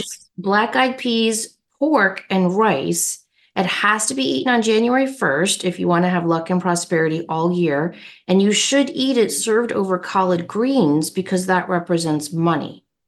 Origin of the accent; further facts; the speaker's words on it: United States; I'm an American